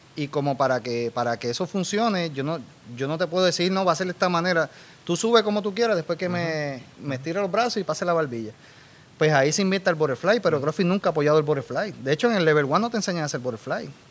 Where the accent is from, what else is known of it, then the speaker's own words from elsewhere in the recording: Dorado, Puerto Rico; also born or lived in Los Angeles / San Diego; soy de Dorado toda la vida.